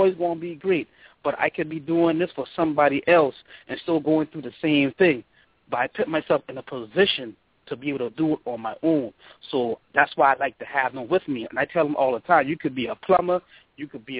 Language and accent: English; Charleston, South Carolina, United States; came back home